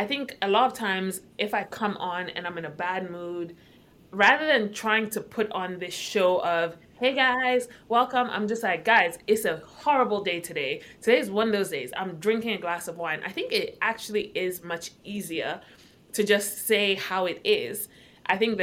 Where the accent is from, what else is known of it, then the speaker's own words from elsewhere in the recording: Accra, Greater Accra, Ghana; moved away as an adult; now in United States; born and raised in Accra, Ghana. Moved to the States a couple years ago and by a couple, I mean like 14.